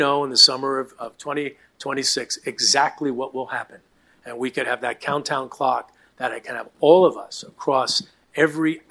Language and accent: English; New York City, New York, United States; I grew up in Queens.